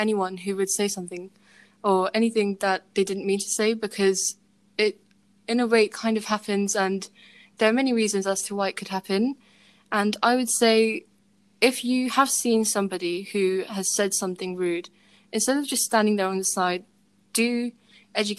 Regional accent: United Kingdom; I am British, my parents are British

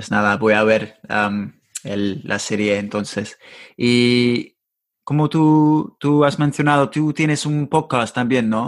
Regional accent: Mexico; also born or lived in Monterrey, Nuevo León; ¿conoces, conoces ah, mi país?

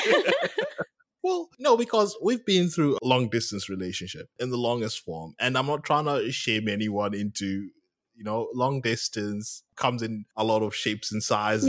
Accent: Kenya; moved away as an adult; now in Australia; I'm from Kenya

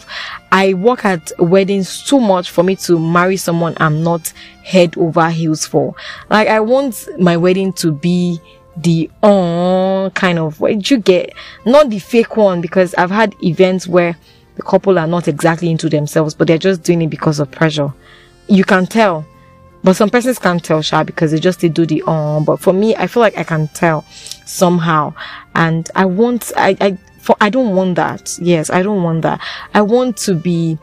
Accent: Nigeria; as a Nigerian in Nigeria

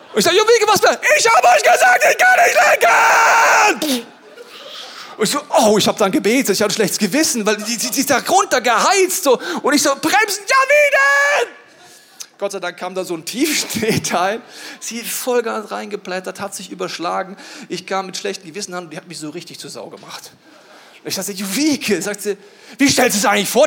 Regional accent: Bavaria, Germany; ich komme aus Bayern

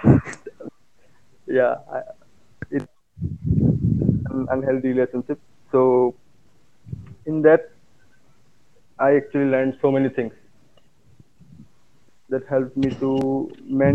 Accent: Assam, India; I'm from Assam and I'm an engineering student

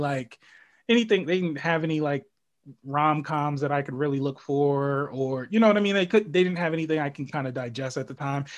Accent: New York City, New York, United States; moved away; I'm originally from the Bronx

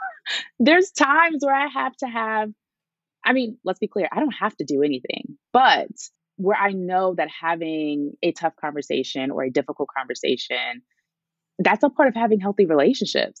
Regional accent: New York City, New York, United States; I grew up in Brooklyn

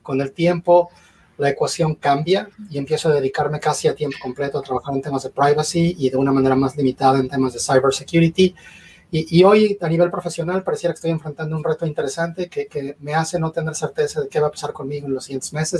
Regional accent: Mexico; moved away as an adult; also born or lived in Mexico City; now in Mississauga, Canada; nací en México, crecí en México. En 2011 se me metió la idea loca de emigrar a Canadá

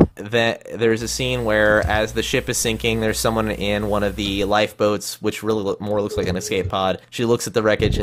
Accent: Midwest, United States; from the Midwest.

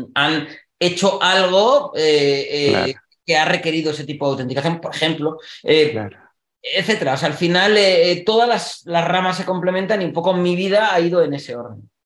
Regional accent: Spain; Que decimos en España

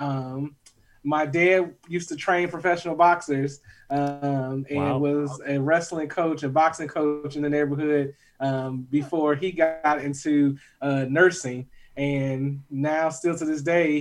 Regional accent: Chicago Heights, Illinois, United States; moved away; I'm originally from Chicagoland area. I claim Chicago Heights, the 60411, as my hometown

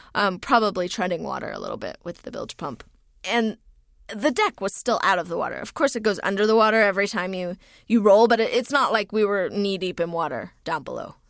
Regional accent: United States; moved away as an adult; also born or lived in New Zealand; I am an American citizen

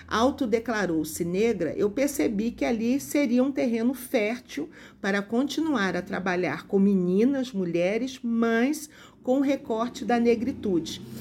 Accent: São João de Meriti, Rio de Janeiro, Brazil; born there; Sou nascida no Rio de Janeiro, na região metropolitana do Rio de Janeiro, numa cidade chamada São João de Meriti, que é uma cidade de população mais empobrecida, com poucas indústrias

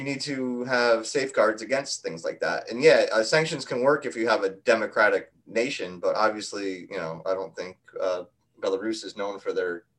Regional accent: New York, United States; we're from New York.

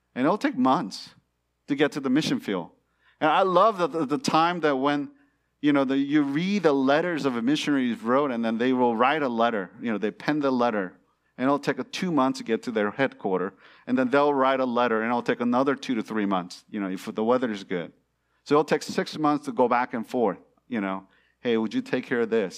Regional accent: California, United States; born or raised there; moved away as an adult; also born or lived in China

